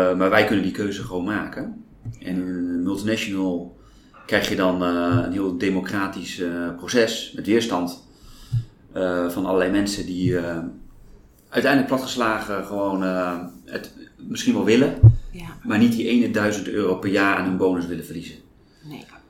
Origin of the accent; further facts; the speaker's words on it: Apeldoorn, Gelderland, Netherlands; also born or lived in Groningen; now in Amsterdam, Netherlands; Ik ben geboren in Apeldoorn